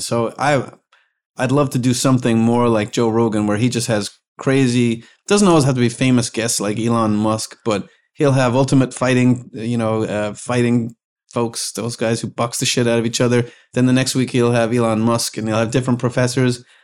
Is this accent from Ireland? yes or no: yes; Ireland; moved away as an adult; now in United States; I was from Ireland